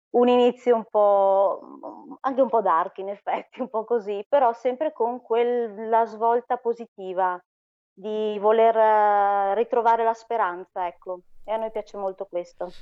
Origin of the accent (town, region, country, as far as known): Monza, Lombardy, Italy